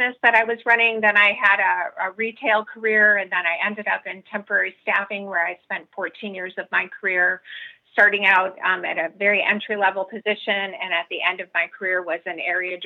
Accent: Chicago, Illinois, United States; I was born and raised in the city of Chicago over there in Cubs territory

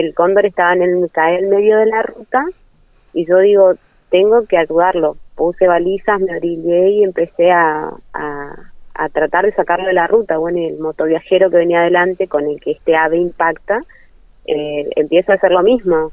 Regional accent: Corrientes, Argentina; accent: tonada correntina; soy de corriente

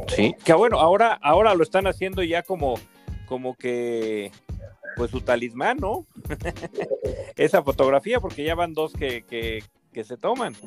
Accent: Mexico; ya ves cómo somos en México

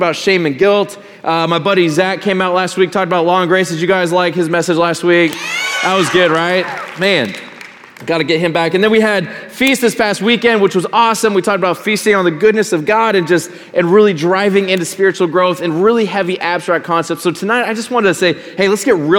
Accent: Colorado, United States; Growing up in Colorado, my grandma and my grandpa lived a few hours away

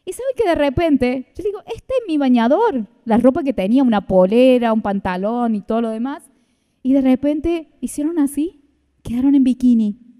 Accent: Argentina; nosotros tenemos que clamar por nuestra Argentina, tenemos que interceder

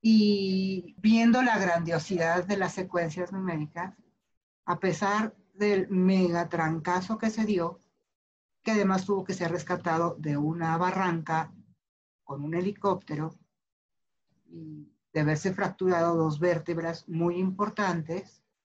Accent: Mexico City, Mexico; nací en la Ciudad de México, vivo en la Ciudad de México

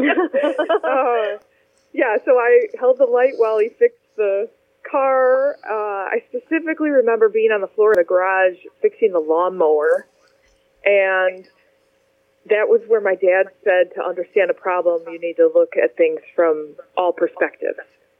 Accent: Livonia, Michigan, United States; also born or lived in Detroit; Well, I was born in Detroit, and I grew up just outside Detroit in Livonia, Michigan, primarily.

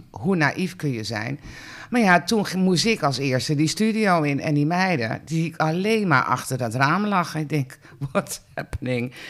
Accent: Heemstede, North Holland, Netherlands; ik ben ook opgegroeid in Heemstede

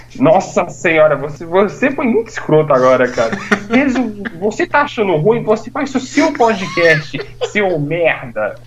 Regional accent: São Paulo, Brazil; me sinto tão orgulhoso de ser paulista agora

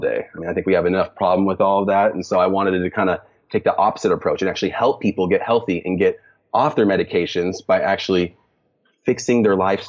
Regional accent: Lake Tapps, Washington, United States; moved away; I grew up in Seattle, Washington, more specifically about 45 minutes south of Seattle in the area called Lake Taps.

